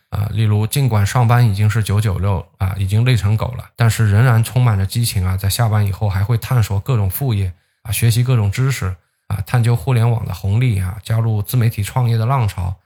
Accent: China

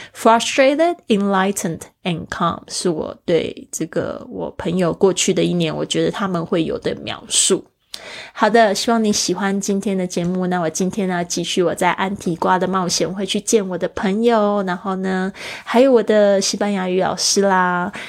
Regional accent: Kaohsiung, Taiwan; 对于一个是生长在亚热带的地区的我，我从小住在高雄

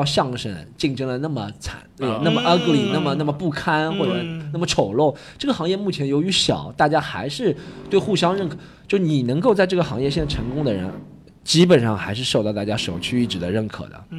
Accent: Shanghai, China; 就是把我们上海人都讲成那样子了的。

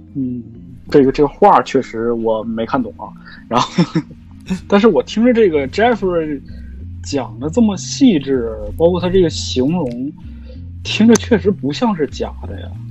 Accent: Jilin, China; accent: Northeastern; 大家一听这个，我这声音肯定就知道，我这一东北人

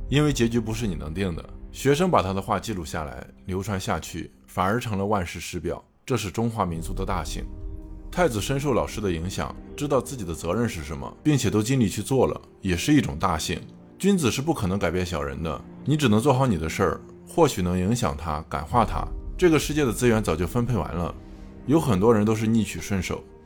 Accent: China; 我们中国人

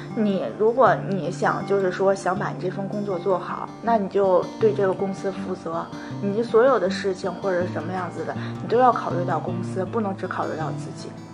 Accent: Tianjin, China; 因为我家是天津的嘛

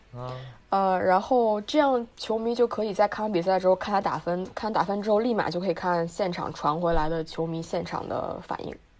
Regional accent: Beijing, China; also born or lived in Leeds, United Kingdom; 我是个北京人嘛，然后我在，一直在海淀，海淀区

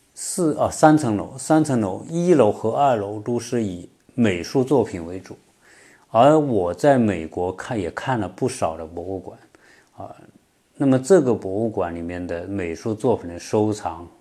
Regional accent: China; now in Atlanta, United States; 我们中国人是特别爱吃龙虾了

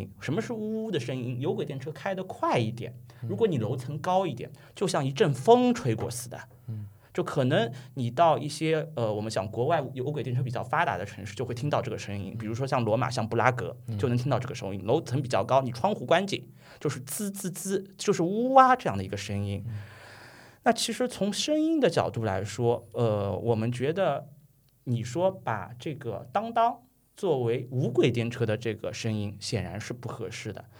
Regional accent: Shanghai, China; 咱们上海话普普通话是叫做国语是叫做这个拖铃，然后用英语读是读是 trolley，就是上海话说的秃铃。

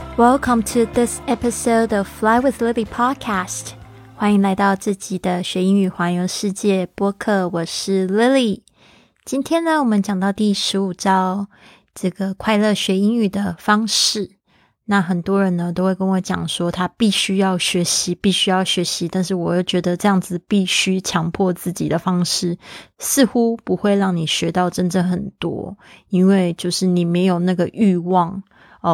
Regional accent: Taiwan; first language Mandarin Chinese; 我的环境呢，是在台湾

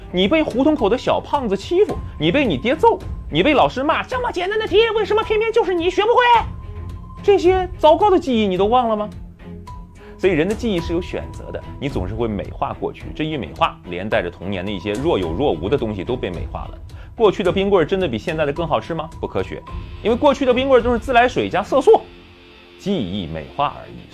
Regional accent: Shandong, China; 作为纯种的山东人

